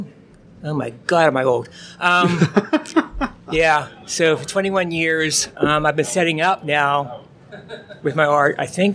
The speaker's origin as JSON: {"language": "English", "town": "Pittsburgh", "region": "Pennsylvania", "country": "United States", "tie": "born or raised there", "said": "I'm from Pittsburgh"}